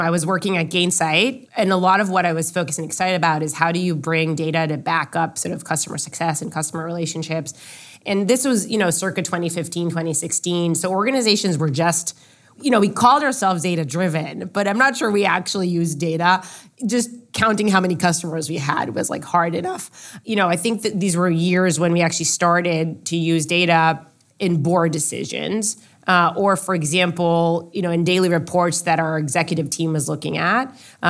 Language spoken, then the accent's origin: English; Israel; Growing up in Israel, I was drafted to the Israeli military.